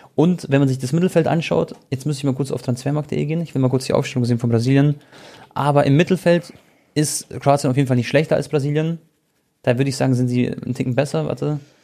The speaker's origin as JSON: {"language": "German", "town": "Munich", "region": "Bavaria", "country": "Germany", "tie": "born or raised there", "said": "ich bin in München geboren, Deutschland aufgewachsen"}